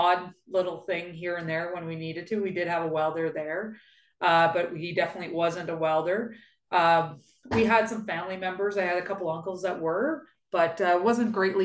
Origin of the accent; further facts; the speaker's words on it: Shawville, Quebec, Canada; also born or lived in Ottawa; I was born and raised in Shawville.